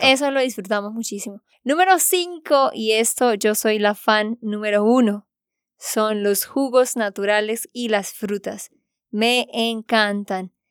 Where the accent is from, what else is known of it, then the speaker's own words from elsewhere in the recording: Santander, Colombia; de Santander, Colombia